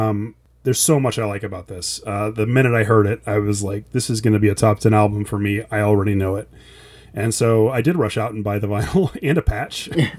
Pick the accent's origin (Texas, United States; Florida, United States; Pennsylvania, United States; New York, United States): Texas, United States; I grew up in America where they only teach you about American history and Texas history.